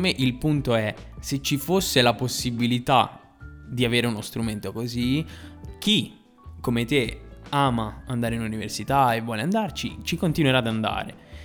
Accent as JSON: {"language": "Italian", "town": "Novara", "region": "Piedmont", "country": "Italy", "said": "io provengo, provengo da Novara"}